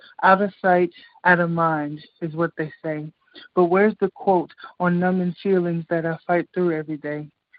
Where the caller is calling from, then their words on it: Chicago, Illinois, United States; Hey, it's … from Chicago.